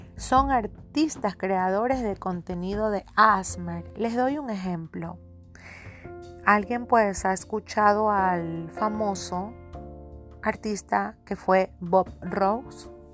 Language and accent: Spanish; Guayaquil, Guayas, Ecuador; soy de Guayaquil, Ecuador